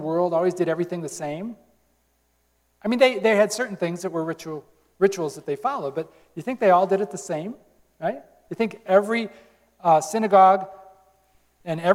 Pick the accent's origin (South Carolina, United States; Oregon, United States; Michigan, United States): Michigan, United States; Hopkins; I'm from Hopkins